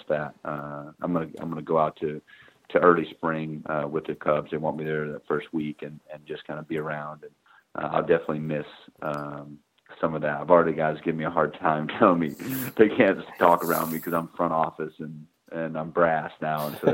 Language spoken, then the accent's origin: English; Atlanta and Tampa Bay, hometown near Florida State, United States; born or raised there